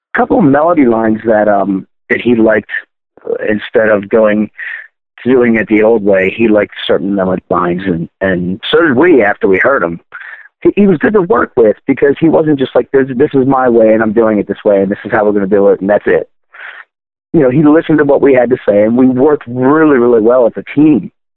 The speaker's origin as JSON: {"language": "English", "town": "Baltimore", "region": "Maryland", "country": "United States", "tie": "born or raised there", "said": "I grew up in Baltimore, Maryland."}